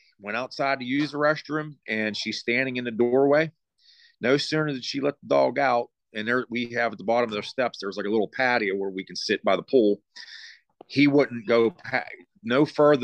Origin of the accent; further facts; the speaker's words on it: Deemston, Pennsylvania, United States; I grew up in Deemston, which is in Fredericktown area.